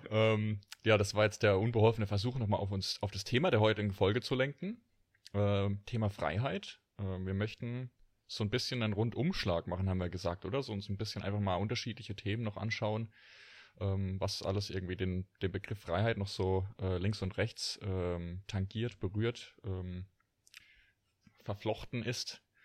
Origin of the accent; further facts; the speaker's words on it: Rhineland-Palatinate, Germany; Pfälzer Bub